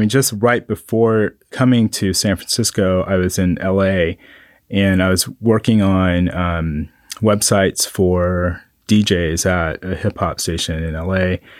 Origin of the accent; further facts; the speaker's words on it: Kunsan, North Jeolla, South Korea; born there; So I'm a military brat. And with military brats, whenever someone asks a question, it takes a while to explain it. So I was born in Kunsan, Korea, and I'm half black, half Korean.